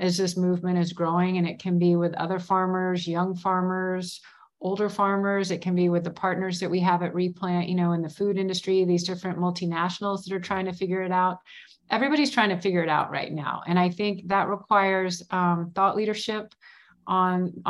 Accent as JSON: {"language": "English", "town": "Houston", "region": "Texas", "country": "United States", "tie": "born or raised there", "moved": "yes", "lives_now": "Colorado, United States", "said": "I grew up in Houston and we didn't have four seasons."}